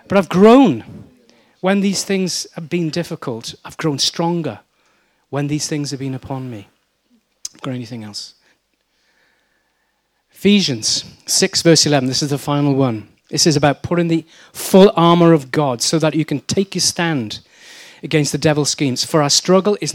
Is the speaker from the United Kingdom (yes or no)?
yes; Wales, United Kingdom; I'm Welsh